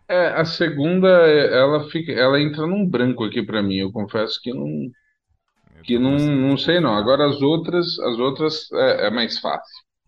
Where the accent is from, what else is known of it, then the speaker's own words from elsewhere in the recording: São Paulo, Brazil; eu cresci, e no bairro que eu cresci em São Paulo